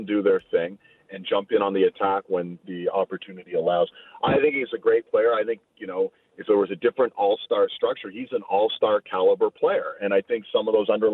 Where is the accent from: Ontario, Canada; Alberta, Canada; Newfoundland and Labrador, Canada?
Ontario, Canada; Toronto; moved away as an adult; also born or lived in Calgary; I'm from Toronto.